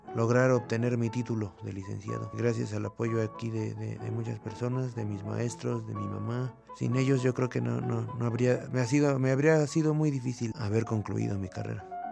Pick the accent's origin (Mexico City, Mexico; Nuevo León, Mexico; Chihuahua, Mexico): Mexico City, Mexico; Nací en el Distrito Federal en el año de 1988